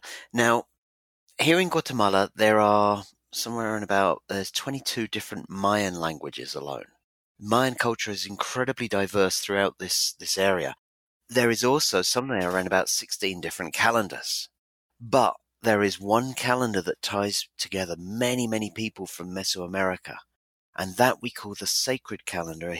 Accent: Ipswich, East of England, United Kingdom; my hometown of Ipswich in England

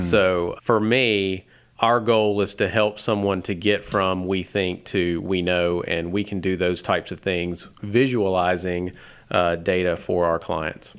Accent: Tennessee, United States; moved away as an adult; also born or lived in Alabama; growing up in Tennessee and then going to college in Alabama

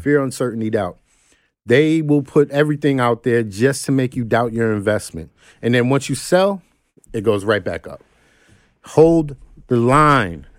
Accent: New York City, New York, United States; I'm some cat from Crook Avenue in Brooklyn

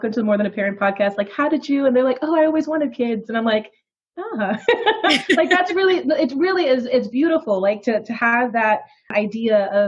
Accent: New York, United States; I was raised in New York by my grandparents on my dad's side

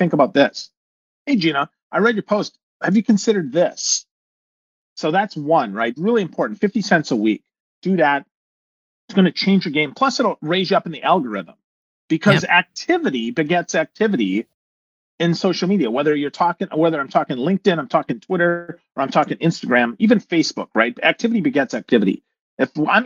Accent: Crivitz, Wisconsin, United States; moved away as an adult; also born or lived in Milwaukee, Wisconsin; I'm from Crivitz, Wisconsin, population 996.

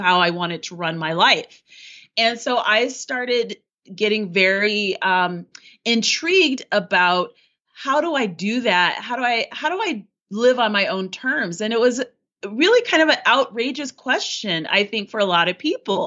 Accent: Colorado, United States; also born or lived in Paris, France; I'm American. I'm from Colorado.

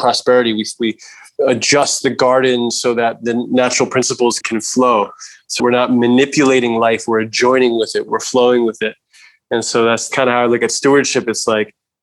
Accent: New York, United States; As a male growing up in New York, I was involved with gangs and graffiti and all these things.

